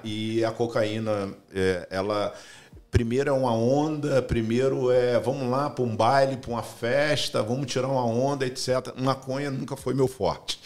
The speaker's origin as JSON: {"language": "Portuguese", "region": "Rio de Janeiro", "country": "Brazil", "tie": "born or raised there", "moved": "as an adult", "lives_now": "United States", "said": "eu fui criado num local muito simples, no Brasil, Rio de Janeiro. Uhum é, chamado Cordovil Cidade Alta"}